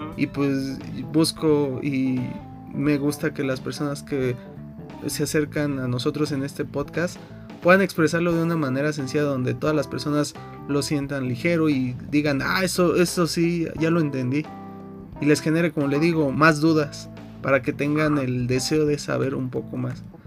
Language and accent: Spanish; Mexico; haber nacido y crecido en México